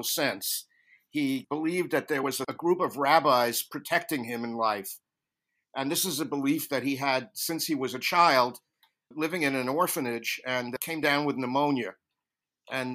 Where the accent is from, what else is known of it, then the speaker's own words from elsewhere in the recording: New York City, New York, United States; I was born on the Lower East Side in the days before it was a night town for NYU. And I grew up in a housing project on the Lower East Side.